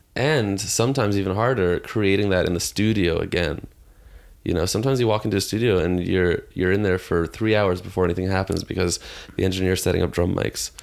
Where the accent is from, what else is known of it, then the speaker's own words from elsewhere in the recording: Toronto, Ontario, Canada; I grew up in Toronto